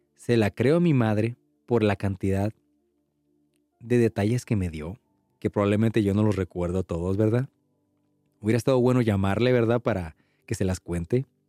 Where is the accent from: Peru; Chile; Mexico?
Mexico; los que somos mexicanos